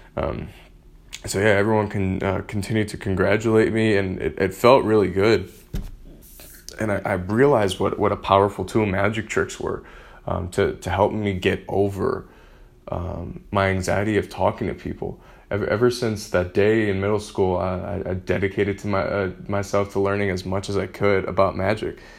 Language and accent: English; Michigan, United States; I grew up in Michigan